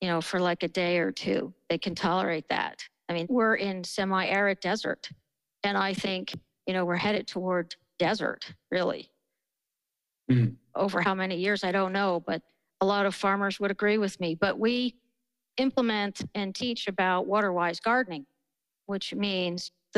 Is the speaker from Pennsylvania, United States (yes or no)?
yes; outside of Philadelphia, Pennsylvania, United States; now in Colorado, United States; I grew up outside of Philly